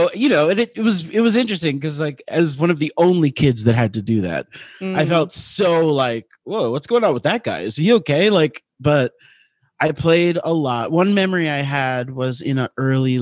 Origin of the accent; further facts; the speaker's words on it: Miami, Florida, United States; I grew up in Miami, Florida.